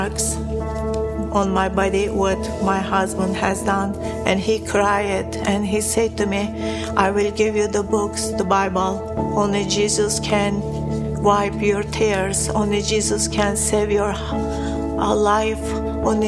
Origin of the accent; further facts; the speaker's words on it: Turkey; I was born a Muslim in Turkey.